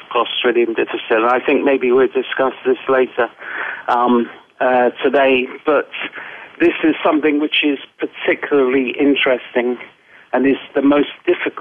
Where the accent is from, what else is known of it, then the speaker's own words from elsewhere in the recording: England, United Kingdom; also born or lived in United States; I'm English